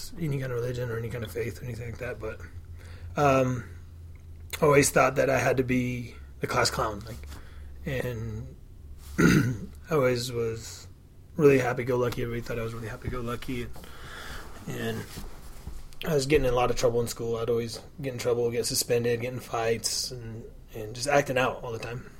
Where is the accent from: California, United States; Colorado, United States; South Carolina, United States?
Colorado, United States; Pueblo County; I was raised in Trailer Park and went to school with kids. I kind of live out in the farmland in the county from Pueblo